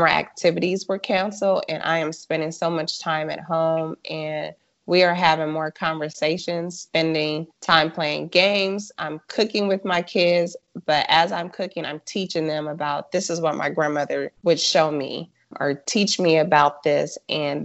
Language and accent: English; Los Angeles, California, United States; moved away as an adult; now in North Texas, United States; I am originally from South Central Los Angeles, and I grew up with a family